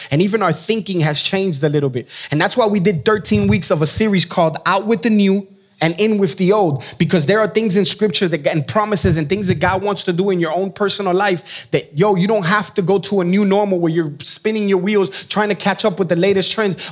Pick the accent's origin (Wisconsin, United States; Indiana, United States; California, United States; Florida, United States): Florida, United States; Miami; moved away; I am from Miami, Florida.